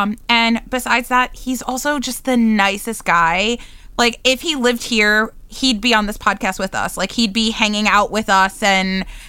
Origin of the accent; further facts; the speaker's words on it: New York, United States; accent: New Yorker; I like still sound like a New Yorker.